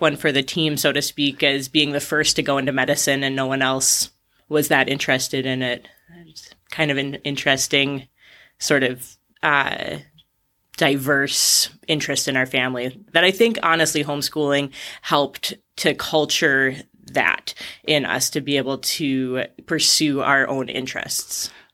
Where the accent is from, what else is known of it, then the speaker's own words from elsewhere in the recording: Ashland, Wisconsin, United States; moved away as an adult; I was born in Ashland, raised there. I left when I was eighteen to go to college, but otherwise spent the entirety of my childhood in Wisconsin.